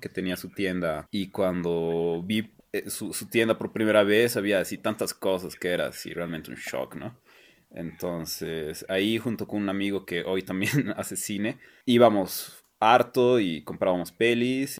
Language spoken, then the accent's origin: Spanish; La Paz, Bolivia; also born or lived in Buenos Aires; qué clasistas somos los bolivianos